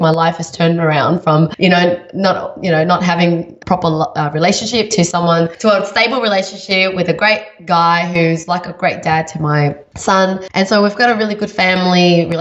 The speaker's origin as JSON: {"language": "English", "country": "Vietnam", "tie": "born or raised there", "said": "I was born in Vietnam."}